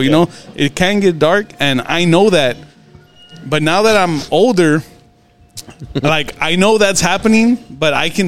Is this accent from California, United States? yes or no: yes; Modesto, California, United States; moved away; I'm from Modesto